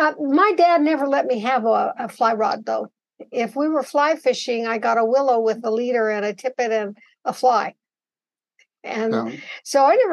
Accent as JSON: {"language": "English", "town": "Boise", "region": "Idaho", "country": "United States", "tie": "born or raised there", "also_born_or_lived": "Oregon", "said": "my family is from the Boise Valley. And so as soon as the war was over, we moved back to Boise, and that's where I was raised."}